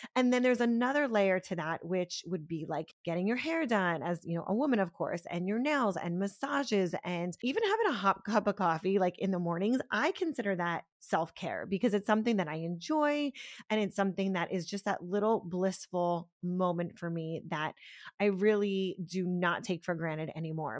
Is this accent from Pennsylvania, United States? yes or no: yes; Pennsylvania, United States; now in Florida, United States; I grew up in Pennsylvania, I'm not from Florida